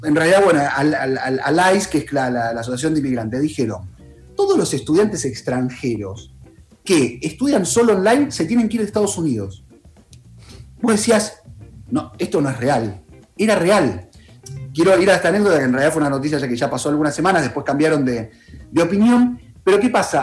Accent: Buenos Aires, Argentina; now in New York, United States; no soy ni porteño agrandado

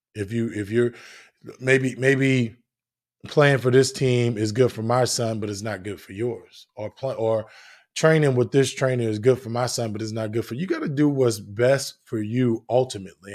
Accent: New Jersey, United States; I'm from New Jersey, played on concrete and all that good stuff

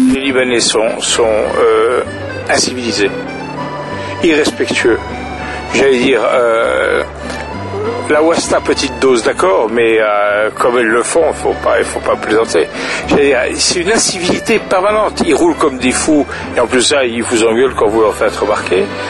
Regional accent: French Basque, Nouvelle-Aquitaine, France; moved away as an adult; now in Lebanon; je suis français, français basque

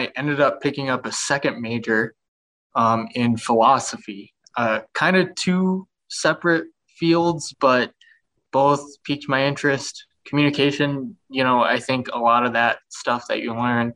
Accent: Albany, New York, United States; also born or lived in South Korea / Buffalo, New York; I'm actually from Albany, New York, which is about 4 hours away from Buffalo.

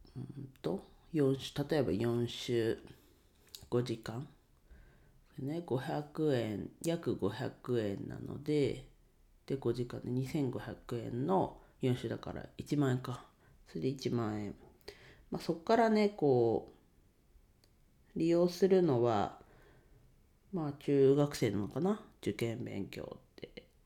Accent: Ninohe, Iwate, Japan; 地元岩手県二戸市でレンタルスペースを使って遊び場を提供しています

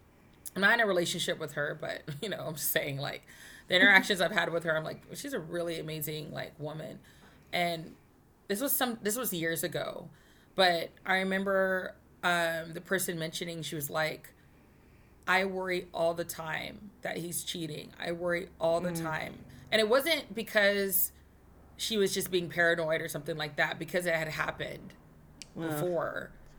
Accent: Texas, United States; I'm a Texan

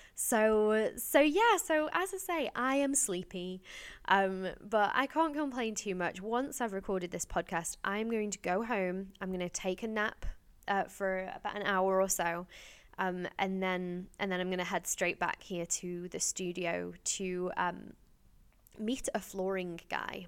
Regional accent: Stoke-on-Trent, West Midlands, United Kingdom; my hometown, Stoke-on-Trent in Staffordshire

